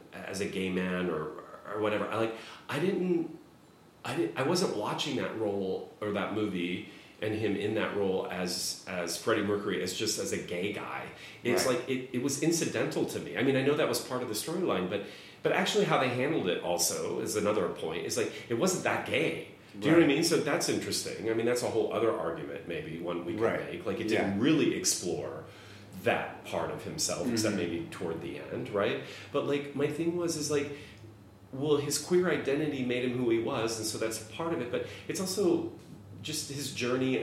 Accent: Midwest, United States; I was gay and I grew up in the Midwest

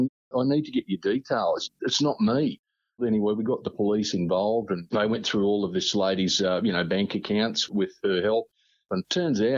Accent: Victoria, Australia; we grew up down in Victoria

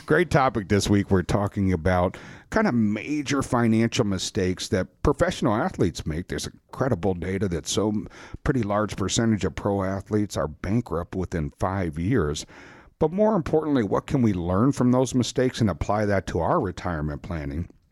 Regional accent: Wisconsin, United States; We're from Wisconsin

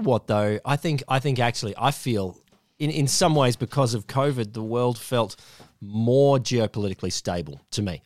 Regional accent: Queensland, Australia; as a Queenslander

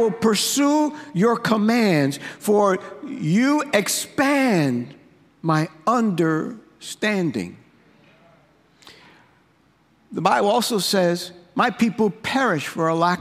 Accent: New York, United States; growing up in New York, I grew up in the hood.

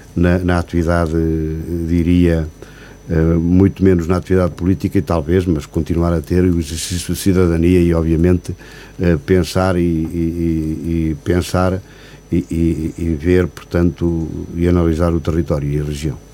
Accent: Sabugal, Guarda, Portugal; os 12 anos de presidente junto à freguesia da Rovina, da minha aldeia, portanto, a aldeia onde eu nasci e aldeia, onde vivo, onde resido também.

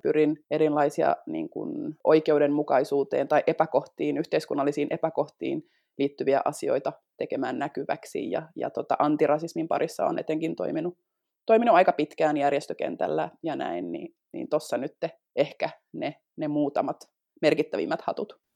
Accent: Finland; first language Finnish; mä puhun äidinkielenäni niin suomea, mä oon syntynyt Suomessa

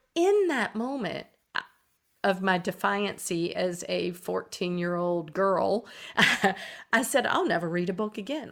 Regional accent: Eastern North Carolina, United States; I grew up in Eastern North Carolina

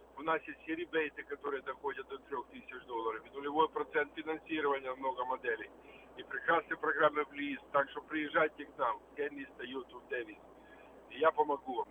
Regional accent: Ukraine; moved away; я родом с Украины, рядом с Молдавией

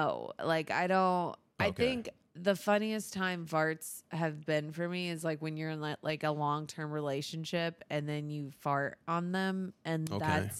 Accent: Florida, United States; born there; Dude, Florida is amazing. I was born in Florida. A lot of my family's from Florida, my dad's side.

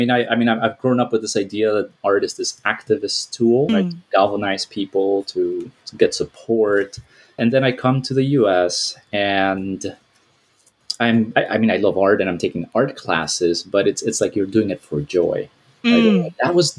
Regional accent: Miami, Florida, United States; I came to this country when I was 9 years old, undocumented, to the Tijuana border. And I grew up in Miami, where I went to school

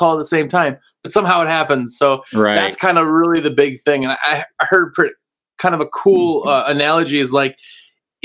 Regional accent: Wisconsin, United States; moved away; I was from Wisconsin

